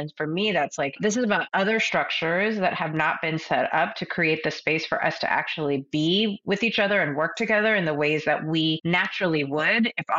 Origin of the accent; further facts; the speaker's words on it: Pakistan; I think as a Pakistani woman, as a Muslim woman